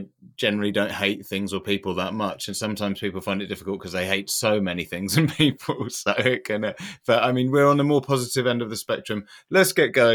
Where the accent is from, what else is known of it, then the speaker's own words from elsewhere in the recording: Leicester, East Midlands, United Kingdom; I'm from Leicester